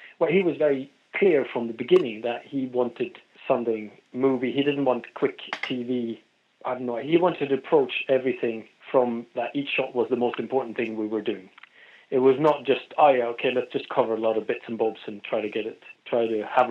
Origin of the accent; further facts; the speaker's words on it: Norway; moved away as an adult; also born or lived in London; I'm from Norway originally